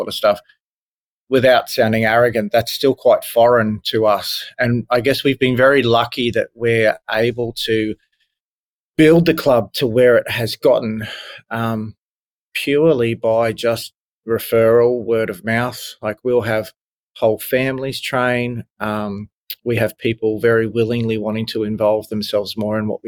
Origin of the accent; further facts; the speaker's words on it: country Queensland, Australia; also born or lived in Brisbane; I grew up in a country town in country Queensland